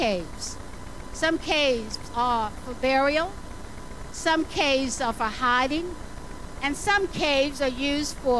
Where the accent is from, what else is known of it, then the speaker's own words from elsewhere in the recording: the South, United States; I grew up in the South